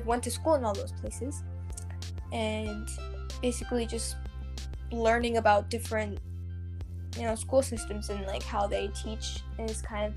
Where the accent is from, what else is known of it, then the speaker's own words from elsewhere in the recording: United States; moved away as an adult; also born or lived in Germany; now in Stavanger, Norway; I am American. And India, because my family is from there.